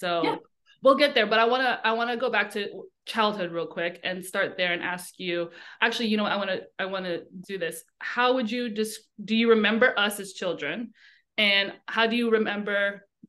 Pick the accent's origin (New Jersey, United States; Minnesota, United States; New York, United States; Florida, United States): New York, United States; New York City; Pamela and I grew up together in New York in the Bronx.